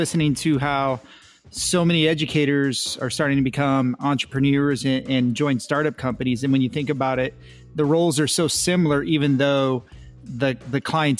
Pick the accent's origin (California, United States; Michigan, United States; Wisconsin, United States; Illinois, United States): Illinois, United States; Southern; I grew up in Southern Illinois.